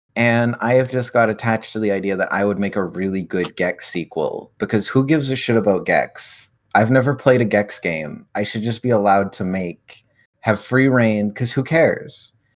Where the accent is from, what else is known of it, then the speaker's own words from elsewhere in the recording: Canada; I'm from Canada